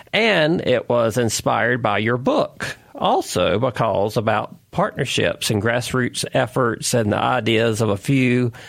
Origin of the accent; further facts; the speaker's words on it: North Carolina, United States; I grew up in North Carolina, always vacationing all over the state